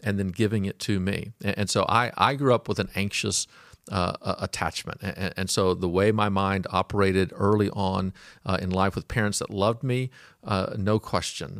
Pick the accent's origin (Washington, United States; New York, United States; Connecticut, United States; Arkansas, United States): Arkansas, United States; Fort Smith; now in Auburn, California, United States; I was born in Fort Smith, Arkansas